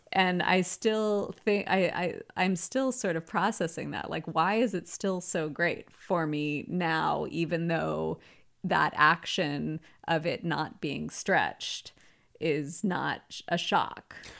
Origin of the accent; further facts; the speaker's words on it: the South, United States; I grew up in the South